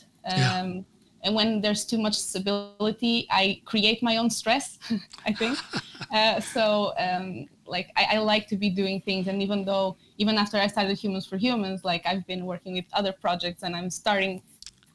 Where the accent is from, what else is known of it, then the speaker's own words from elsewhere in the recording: Porto, Norte, Portugal; moved away as an adult; now in Norway; I'm from Porto. I also have some family from Madeira Island